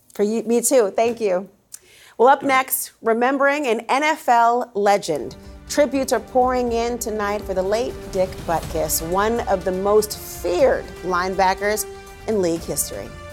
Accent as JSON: {"language": "English", "region": "Minnesota", "country": "United States", "tie": "born or raised there", "moved": "yes", "said": "Minnesota, which is my hometown"}